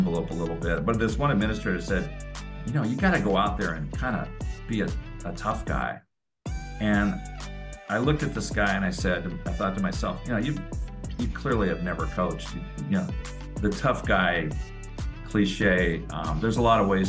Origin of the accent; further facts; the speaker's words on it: San Lorenzo, California, United States; I grew up in the East Bay, a little town called San Lorenzo, which nobody knows where it is, but it's just south of Oakland along the bay